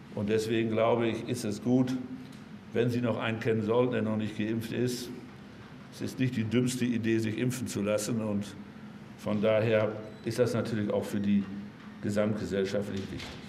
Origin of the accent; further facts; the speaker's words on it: North Rhine-Westphalia, Germany; also born or lived in Münsterland; bei uns in Nordrhein-Westfalen